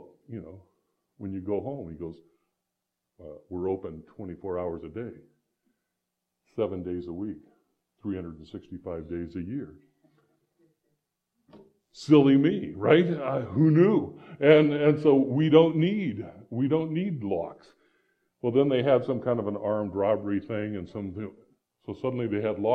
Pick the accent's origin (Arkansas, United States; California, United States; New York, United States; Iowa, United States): Iowa, United States; moved away; also born or lived in Phoenix, Arizona; I grew up in Iowa.